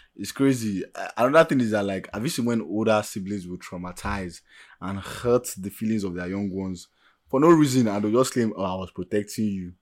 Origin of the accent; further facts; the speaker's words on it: Nigeria; first language Yoruba; English is a second language; I'm speaking as an average Nigerian